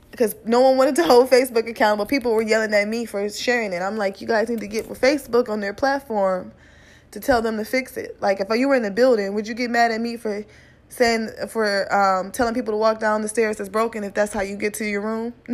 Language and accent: English; Midwest, United States; You know, he's from the Midwest. I'm from the Midwest.